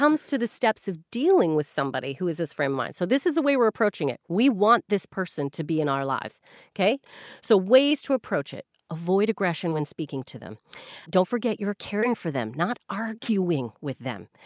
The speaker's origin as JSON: {"language": "English", "country": "Canada", "moved": "yes", "lives_now": "United Kingdom", "said": "I'm Canadian"}